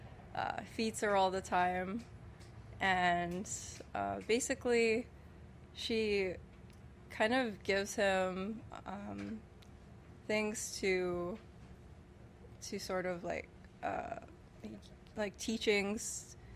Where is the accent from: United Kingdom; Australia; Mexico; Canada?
Canada; I'm just Canadian-born